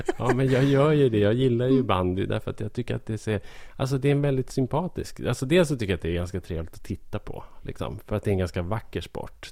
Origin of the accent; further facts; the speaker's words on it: Hälsingland, Gävleborg County, Sweden; jag är ju hälsing. Jag bor i Hälsingland